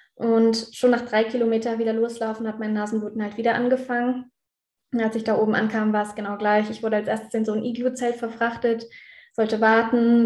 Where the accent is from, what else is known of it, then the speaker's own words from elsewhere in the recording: Innsbruck, Tyrol, Austria; in Innsbruck hier in meinem Heimatort